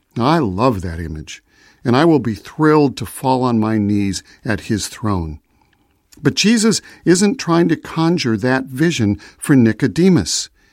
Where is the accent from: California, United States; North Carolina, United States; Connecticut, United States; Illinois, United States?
Illinois, United States; Chicago; I was born in Chicago, so I am a citizen of the United States